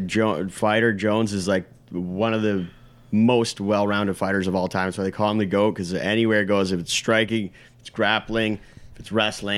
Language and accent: English; Canada; I'm also maybe biased because I'm Canadian